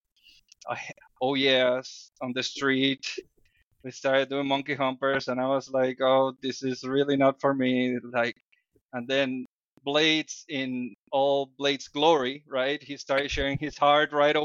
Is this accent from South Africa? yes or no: no; Dominican Republic; English is a second language; now in United States; I come from the Dominican Republic